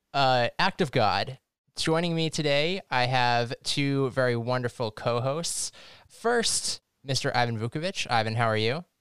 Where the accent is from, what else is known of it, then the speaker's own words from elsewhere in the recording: United States; As an American